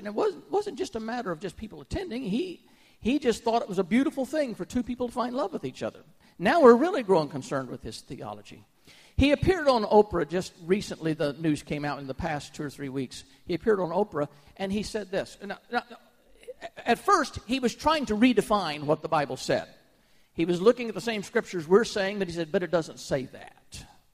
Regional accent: United States; as an American

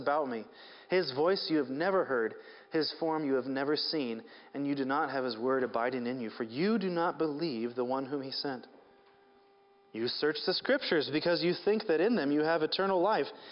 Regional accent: Seattle, Washington, United States; I grew up in Seattle, which is mostly hills like this

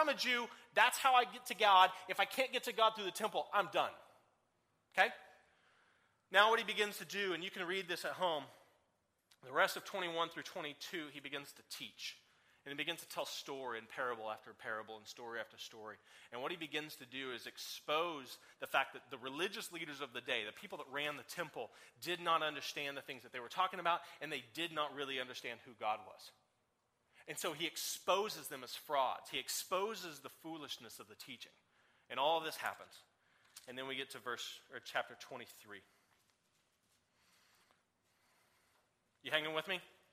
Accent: Oklahoma, United States; also born or lived in Oregon; I'm here from Oklahoma

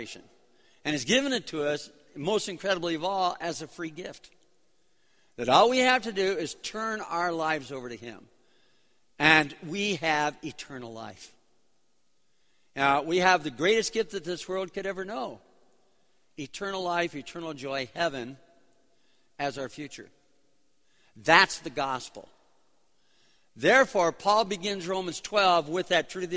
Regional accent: Chicago, Illinois, United States; also born or lived in New York City; I'm from Chicago. We're here for 2 weeks from Chicago.

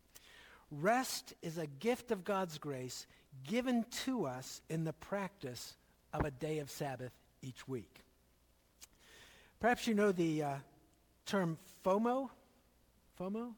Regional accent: Philadelphia, Pennsylvania, United States; When I was growing up in Philadelphia

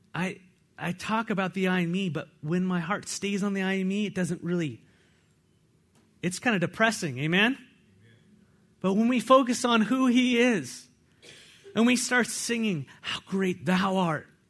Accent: California, United States; now in Walla Walla, United States; I come from California

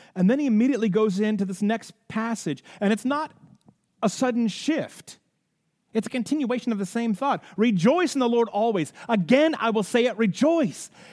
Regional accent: United States; We're so caught up in our rights as American citizens, and we're so caught up in being patriotic citizens of the United States

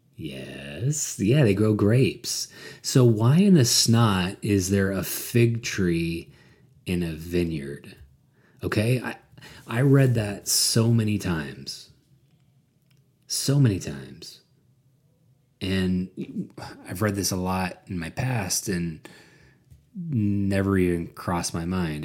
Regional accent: United States; I grew up in America uh, white and middle class.

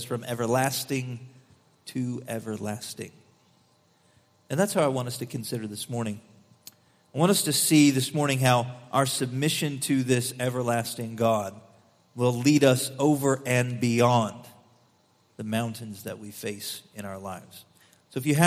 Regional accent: Missouri, United States; I'm from Missouri

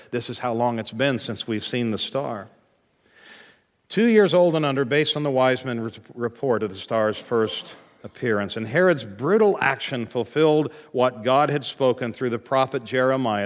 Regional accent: United States; as American Christians

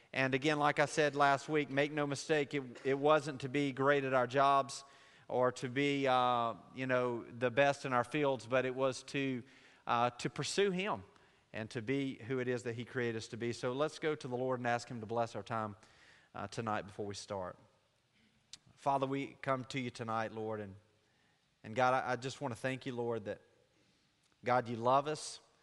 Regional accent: Laurel, Mississippi, United States; I'm from Jones County, from Laurel

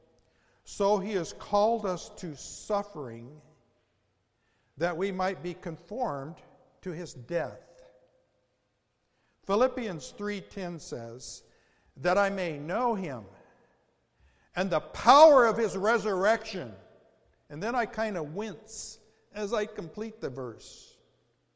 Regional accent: United States; as American Christians

